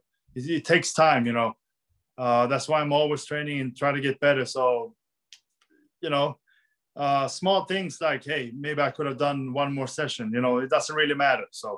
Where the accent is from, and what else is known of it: Sweden